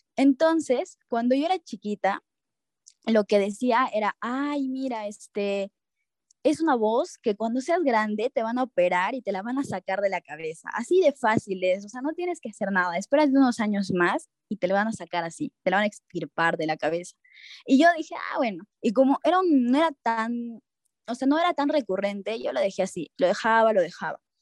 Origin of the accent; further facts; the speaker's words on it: Cusco, Peru; moved away as an adult; now in Lima, Peru; yo, soy de Cusco, entonces tenía que mudarme a Lima